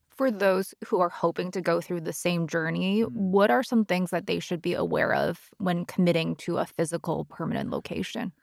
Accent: Canada; I'm Canadian

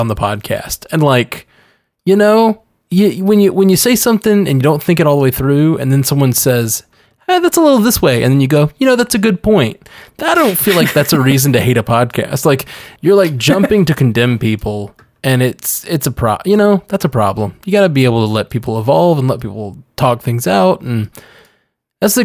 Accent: Alabama, United States; I'm from Alabama

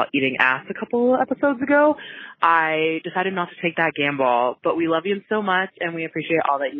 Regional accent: Pittsburgh, Pennsylvania, United States; now in Denver, United States; I currently live in Denver, Colorado, but I'm originally from Pittsburgh, PA.

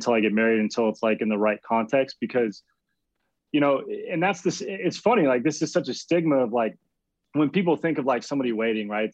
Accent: Arizona, United States; moved away as an adult; now in San Diego, United States; I'm originally from Arizona

